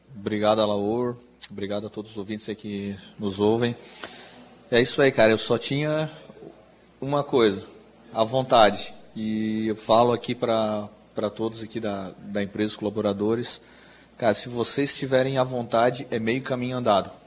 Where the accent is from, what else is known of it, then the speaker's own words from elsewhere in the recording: Forquilinha, Santa Catarina, Brazil; now in Meleiro, Brazil; nunca tinha saído da Forquilinha